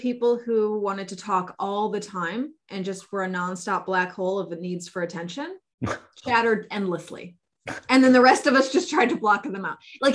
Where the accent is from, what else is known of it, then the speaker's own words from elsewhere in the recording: Bay Area, California, United States; I come from the Bay Area